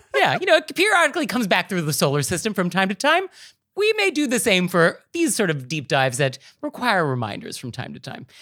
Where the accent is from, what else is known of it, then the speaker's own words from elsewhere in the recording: West Coast, United States; now in New York City, United States; I grew up on the West Coast, I moved to New York City.